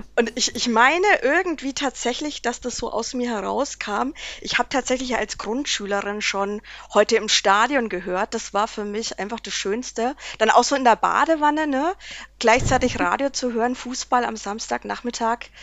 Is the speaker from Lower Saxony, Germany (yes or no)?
no; Erlangen, Bavaria, Germany; als Erlanger